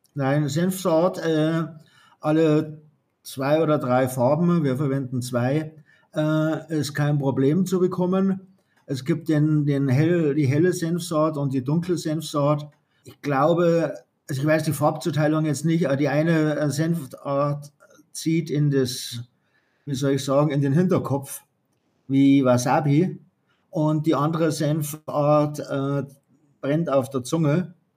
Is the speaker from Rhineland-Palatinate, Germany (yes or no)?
no; Bavaria, Germany; für mich als Bayer